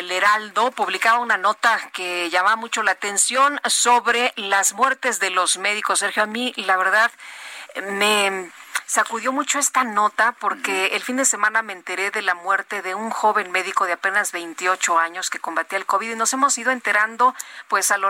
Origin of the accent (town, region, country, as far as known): Mexico